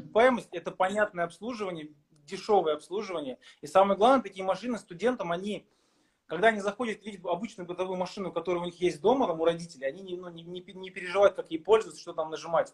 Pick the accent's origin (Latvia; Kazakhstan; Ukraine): Kazakhstan; moved away as an adult; also born or lived in Saint Petersburg, Russia; я в 2007 году приехал в студенческое общежитие в Питере, я из Казахстана.